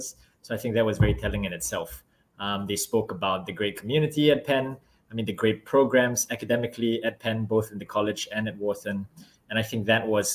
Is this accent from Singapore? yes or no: yes; Singapore; also born or lived in Philadelphia; as a kid, I grew up in Singapore